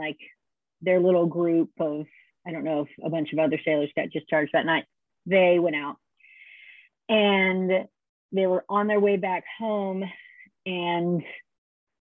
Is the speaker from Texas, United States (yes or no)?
yes; Dallas, Texas, United States; I grew up in Dallas